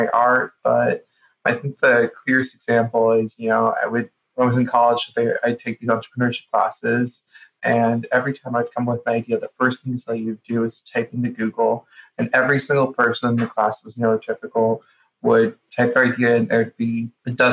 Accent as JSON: {"language": "English", "town": "Boca Raton", "region": "Florida", "country": "United States", "tie": "born or raised there", "said": "I grew up in Boca Raton"}